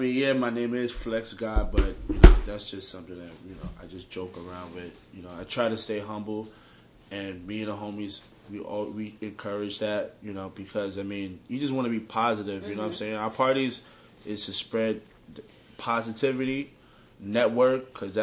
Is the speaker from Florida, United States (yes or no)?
yes; Miramar, Florida, United States; He's actually from my hometown, West Miramar.